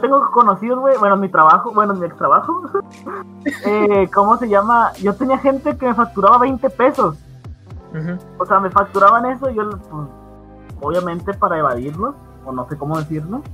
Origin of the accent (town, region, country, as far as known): Mexico